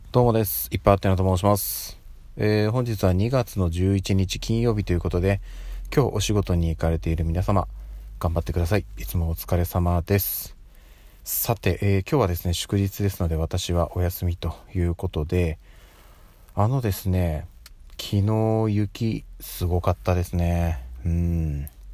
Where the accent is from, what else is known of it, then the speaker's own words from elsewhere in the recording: Tokyo, Japan; 私ずっとね、生まれも育ちも東京にいるんですけど